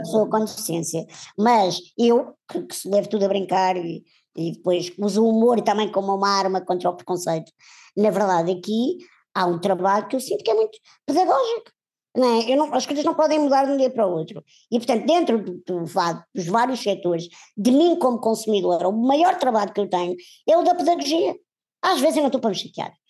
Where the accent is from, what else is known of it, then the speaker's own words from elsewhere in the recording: Portugal; nós, enquanto portugueses e se calhar europeus